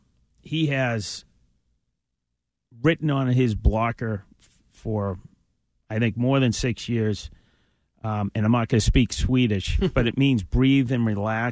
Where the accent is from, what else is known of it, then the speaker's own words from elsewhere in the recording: Boston, Massachusetts, United States; I'm a Bostonian.